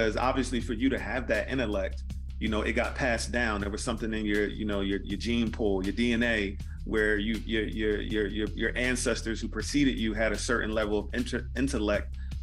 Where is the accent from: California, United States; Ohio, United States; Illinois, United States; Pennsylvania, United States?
Pennsylvania, United States; Philadelphia; growing up in Philly, as we both did